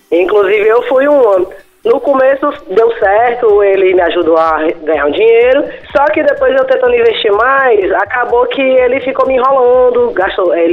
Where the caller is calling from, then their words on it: Fortaleza, Ceará, Brazil; De Fortaleza, Ceará.